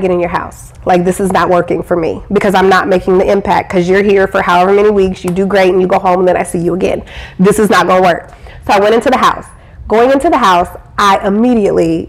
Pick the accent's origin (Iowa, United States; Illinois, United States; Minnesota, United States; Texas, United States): Iowa, United States; I grew up in Iowa.